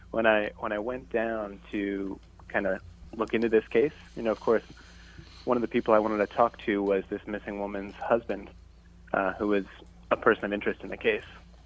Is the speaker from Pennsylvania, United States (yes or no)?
yes; Pennsylvania, United States; Pennsylvania, actually. Just a kid from rural Pennsylvania.